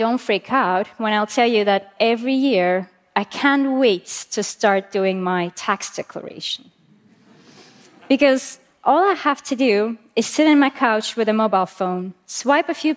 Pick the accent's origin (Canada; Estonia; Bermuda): Estonia; I'm from Estonia